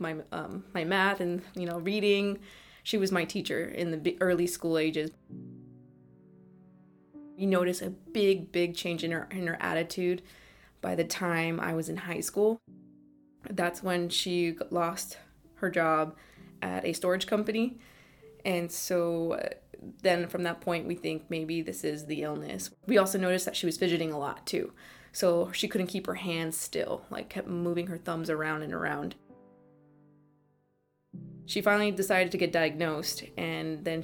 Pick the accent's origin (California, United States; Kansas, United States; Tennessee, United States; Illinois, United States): California, United States; East Bay; I'm from the East Bay in California.